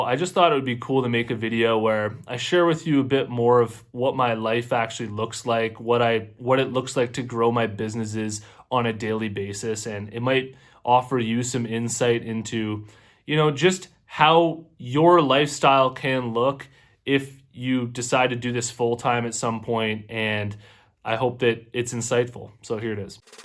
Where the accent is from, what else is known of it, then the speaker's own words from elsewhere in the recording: Canada; I'm also Canadian myself